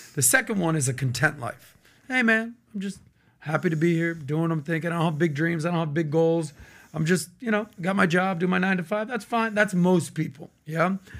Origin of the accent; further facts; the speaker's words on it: Miami, Florida, United States; I'm born and raised in Miami